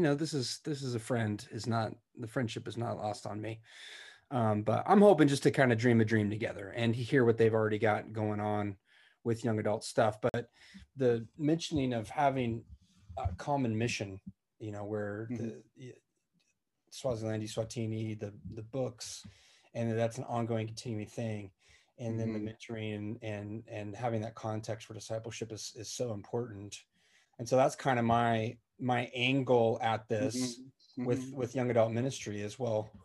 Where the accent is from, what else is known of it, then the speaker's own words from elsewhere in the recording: United States; as an American